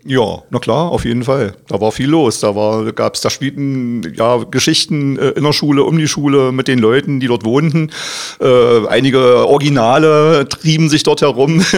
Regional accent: Magdeburg, Saxony-Anhalt, Germany; Ich bin aufgewachsen am Hassel

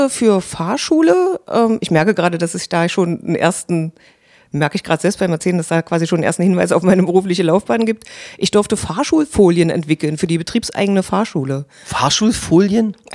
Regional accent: Saxony-Anhalt, Germany; ich bin ja am Neustädter See aufgewachsen in der äh, Region.

